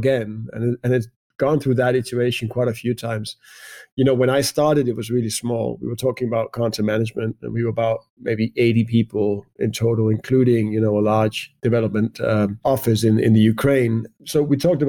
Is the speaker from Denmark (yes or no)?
yes; Denmark; also born or lived in United Kingdom; I moved back to Denmark. I am from Denmark